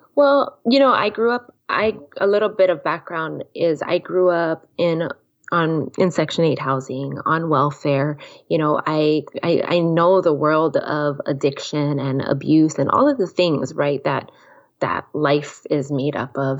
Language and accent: English; Kona, Hawaii, United States; named after my hometown